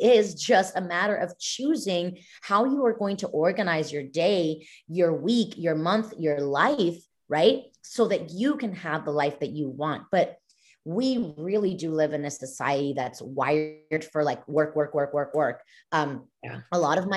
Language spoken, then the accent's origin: English; Mexico; now in United States; I'm Mexican. I was born and raised in Mexico, not like here in the States